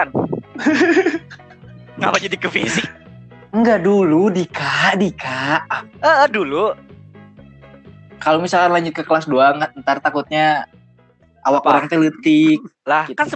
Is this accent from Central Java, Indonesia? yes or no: no; Depok, West Java, Indonesia; also born or lived in Jakarta / Bandung; uh, lahir di Jakarta terus hmm, gede gedenya tuh di Depok sama di Bandung